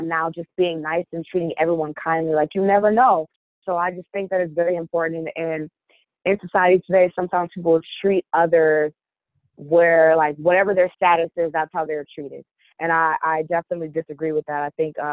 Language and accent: English; Kalamazoo, Michigan, United States; moved away as an adult; now in Detroit, United States; I'm from Kalamazoo, Michigan, originally, and then I came to Detroit to run track and field at Wayne State University.